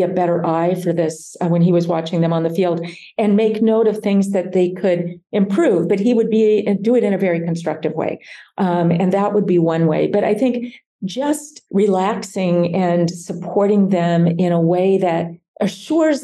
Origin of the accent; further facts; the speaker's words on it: Nebraska, United States; I was from Nebraska